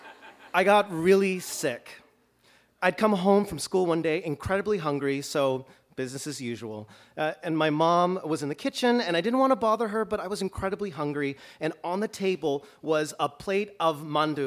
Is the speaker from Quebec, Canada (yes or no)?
no; Toronto, Ontario, Canada; now in Chicago, United States; I grew up in Toronto